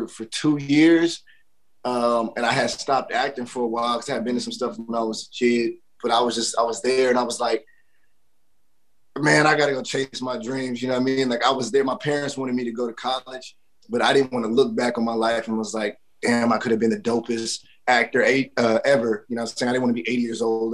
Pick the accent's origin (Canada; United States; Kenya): United States; Dallas, Texas; moved away; also born or lived in New York; I'm from Dallas, Texas, out of Triple D